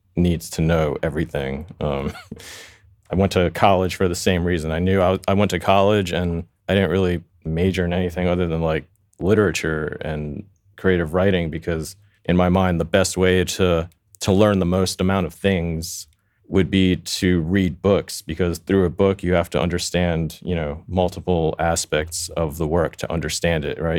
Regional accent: New York City, New York, United States; now in Los Angeles, United States; I grew up in Queens. which is, you know, I, I grew up in a town called Flushing

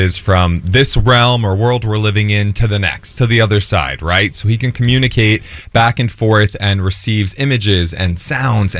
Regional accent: Jersey Shore, New Jersey, United States; I'm from the Jersey Shore.

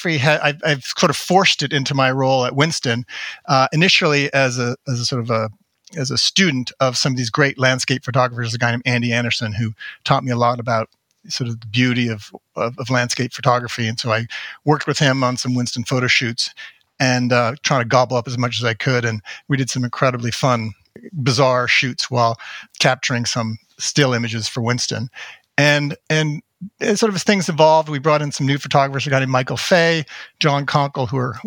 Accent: Toronto, Ontario, Canada; also born or lived in Montreal; now in United States; Born in Montreal, but grew up in Toronto.

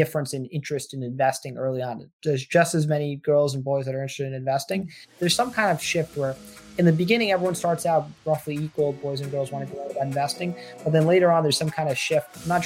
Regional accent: Armonk, New York, United States; also born or lived in Boston, Massachusetts; I grew up in Armonk, New York, which is in Westchester County, basically the suburbs of New York City

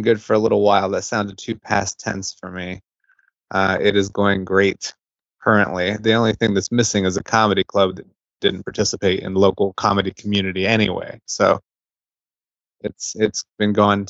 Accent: Ohio, United States; moved away as an adult; also born or lived in Wilmington, North Carolina / Knoxville; I'm originally from Ohio, so I've kind of returned

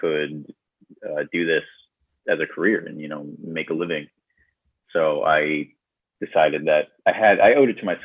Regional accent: Tumwater, Washington, United States; moved away as an adult; now in Los Angeles, United States; I'm originally from Washington State. I grew up in a town called Tumwater.

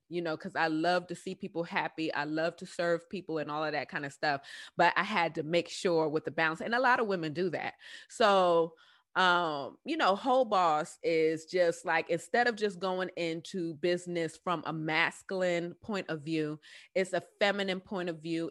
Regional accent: New York City, New York, United States; accent: southern drawl; moved away; also born or lived in Southern United States; I'm originally from the Bronx

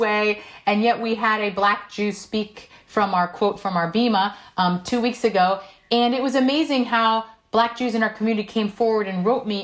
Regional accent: South Korea; first language Korean; English is a second language; now in United States; I was born in South Korea. Korean was my first language

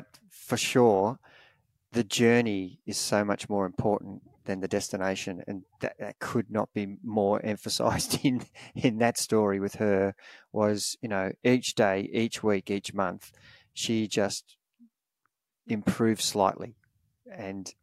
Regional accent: Australia; Growing up in Australia, we watch the Spring Classics

